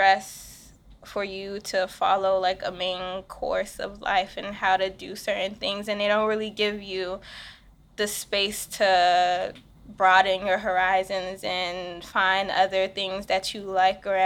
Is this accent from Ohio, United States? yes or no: no; Washington, District of Columbia, United States; I'm a DC native. Lived here my whole entire life.